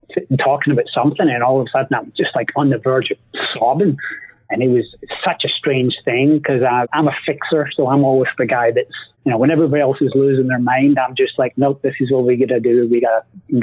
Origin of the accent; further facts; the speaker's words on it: Scotland, United Kingdom; I'm Scottish